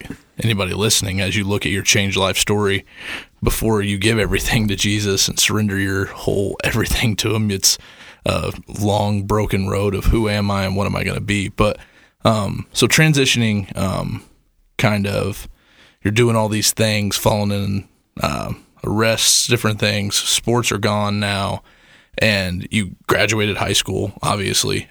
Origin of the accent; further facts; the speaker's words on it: the Bible Belt, United States; I grew up kind of in the Bible Belt